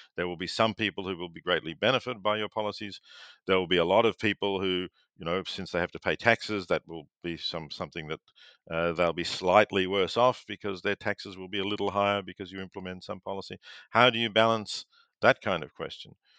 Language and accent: English; Victoria, Australia; growing up in Victoria